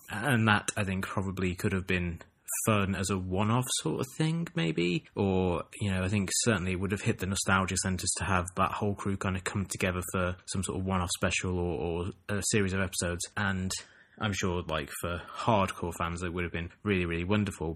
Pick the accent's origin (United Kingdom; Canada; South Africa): United Kingdom; England; growing up in England